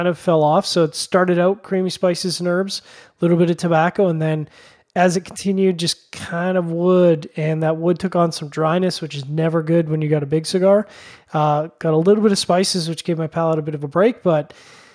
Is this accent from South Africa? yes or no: no; Canada; being the Canadian